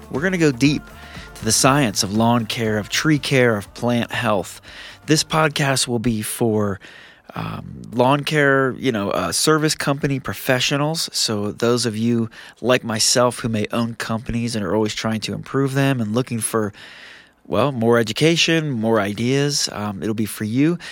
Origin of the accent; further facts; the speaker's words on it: New Jersey, United States; now in Utah, United States; I'm a thirty-six-year-old South Jersey boy